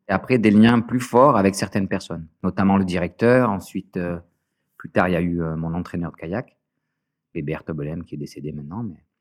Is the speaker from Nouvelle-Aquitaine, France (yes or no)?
no; Marseille, Provence-Alpes-Côte d'Azur, France; J'étais dans une école privée, une des meilleures écoles de Marseille. Tout ça euh, financé par, euh, bah, par le foyer